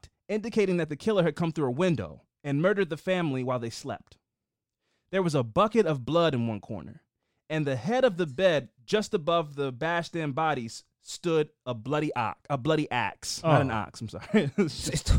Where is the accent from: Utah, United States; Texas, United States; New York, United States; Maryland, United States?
Maryland, United States; Baltimore; I'm from Baltimore